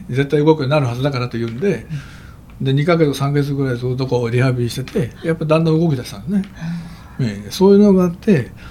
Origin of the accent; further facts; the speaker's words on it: Fukuyama, Hiroshima, Japan; もうあの僕はあの田舎だったので、えー、芦田町と田舎ので生まれ育ったので、えー、芦田町というのはね、えー、中学の頃まで、えー、町の町の中にあの交通信号機もないというそういう田舎だったんです。